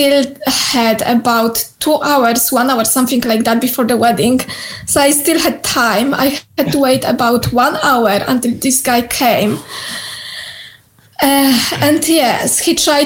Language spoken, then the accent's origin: English; Poland; English is a second language; moved away as an adult; now in Scotland, United Kingdom; I was born in Poland and I moved here to Scotland more than 7 years ago.